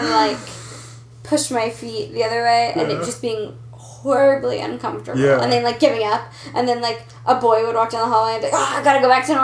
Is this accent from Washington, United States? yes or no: no; Springboro, Ohio, United States; It's between Dayton and Cincy. It's called Springboro